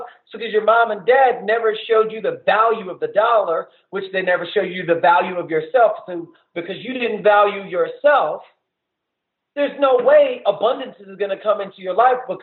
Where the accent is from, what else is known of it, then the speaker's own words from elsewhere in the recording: the South, United States; I grew up in the South